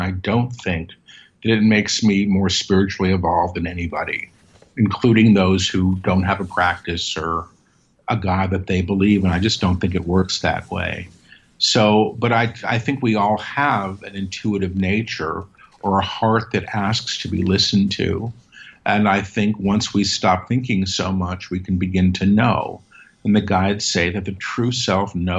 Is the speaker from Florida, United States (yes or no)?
no; New York City, New York, United States; I grew up in Manhattan.